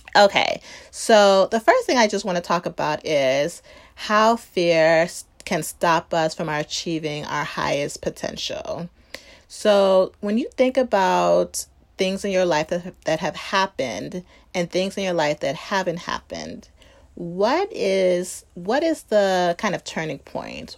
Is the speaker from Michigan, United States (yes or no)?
no; Chicago, Illinois, United States; grew up in the suburbs of Chicago